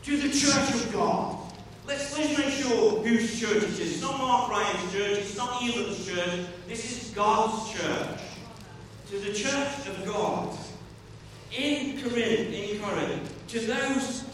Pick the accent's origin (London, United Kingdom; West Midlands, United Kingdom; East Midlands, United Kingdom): West Midlands, United Kingdom; Stoke-on-Trent; I grew up there